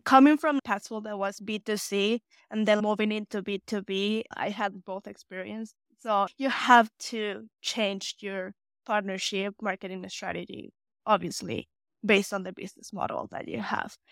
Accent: Mexico; English is a second language; moved away as an adult; now in United States

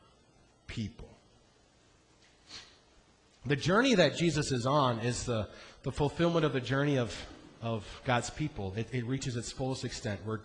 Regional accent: Iowa, United States; I grew up in Iowa.

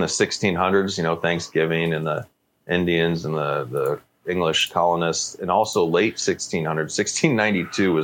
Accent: Canada; as a Canadian

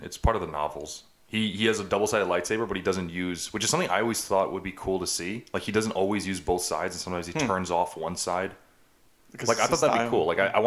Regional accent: United States; I'm an American

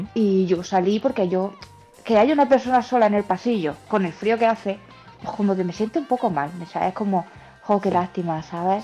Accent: Baños de la Encina, Andalusia, Spain; la tienda física está en mi pueblo, que es Baños de la Encina, en Jaén

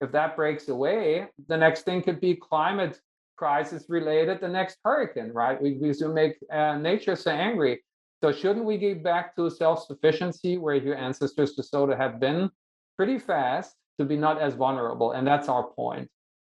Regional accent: United States; only because I'm also American and I teach here, I was allowed to come back

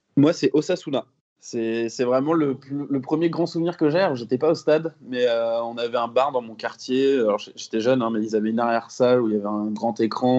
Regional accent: Rennes, Brittany, France; je, suis, né à l'hôpital Sud à Rennes. J'y ai vécu quasiment toute ma vie, à l'exception euh, de mes années d'études

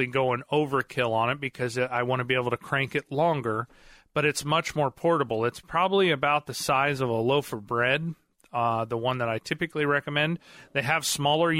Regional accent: Marionville, Missouri, United States; I grew up there in Marionville

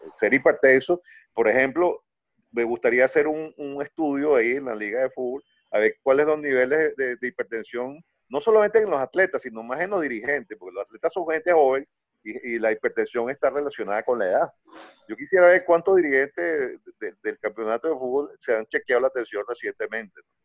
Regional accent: Venezuela; soy venezolano

